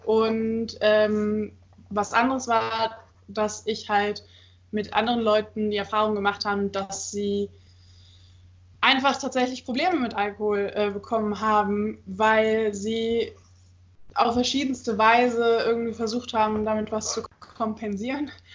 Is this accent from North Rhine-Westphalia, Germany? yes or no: yes; Cologne, North Rhine-Westphalia, Germany; now in Magdeburg, Germany; ich komme eigentlich aus Köln